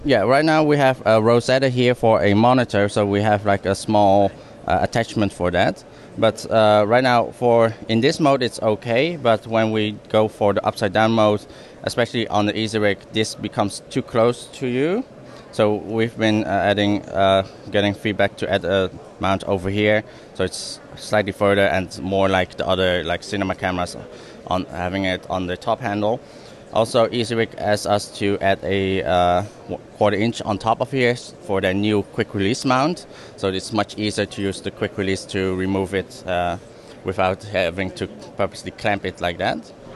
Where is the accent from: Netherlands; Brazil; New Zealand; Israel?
Netherlands; now in Hong Kong; I'm originally from the Netherlands, and I've moved to Hong Kong